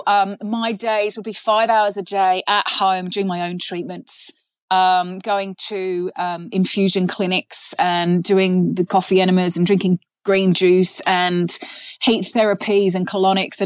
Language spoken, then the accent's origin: English; England, United Kingdom; I'm English